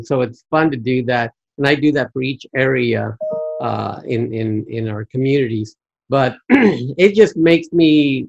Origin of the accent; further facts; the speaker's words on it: Fabens, Texas, United States; now in Arizona, United States; and my mother was born in Sonora, Mexico, Nogales, Sonora. And I was born in Fabens, right next to El Paso, right next to the border.